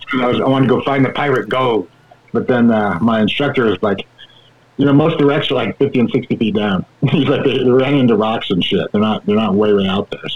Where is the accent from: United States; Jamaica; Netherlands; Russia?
United States; now in Oklahoma, United States; I'm in Oklahoma, the land of the wonderful muddy water, and I'm originally from Tahoe